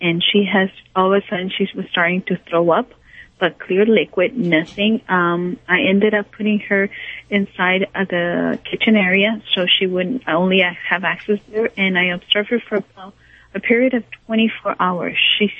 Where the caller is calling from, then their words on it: Encino, California, United States; I'm calling from Encino, California.